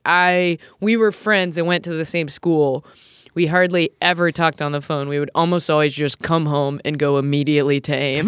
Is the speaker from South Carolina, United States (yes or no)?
yes; Lancaster, South Carolina, United States; where I'm from in South Carolina. It's like, I'm from Lancaster.